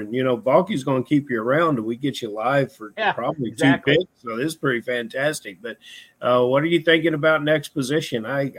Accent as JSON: {"language": "English", "town": "Louisville", "region": "Kentucky", "country": "United States", "said": "I'm from Louisville, Kentucky"}